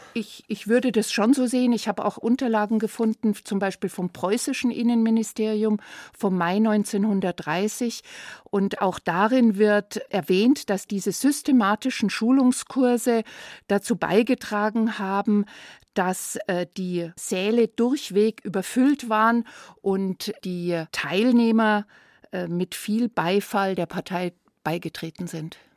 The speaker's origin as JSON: {"language": "German", "town": "Herrsching", "region": "Bavaria", "country": "Germany", "said": "bei uns in Hersching"}